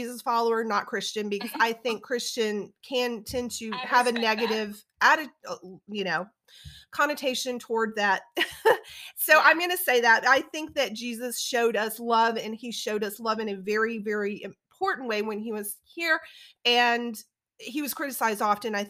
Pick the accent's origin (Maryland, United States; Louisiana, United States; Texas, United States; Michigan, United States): Louisiana, United States; South; also born or lived in Alabama; now in Atlanta, United States; I graduated from the University of Alabama, and I grew up in South Louisiana, which is near New Orleans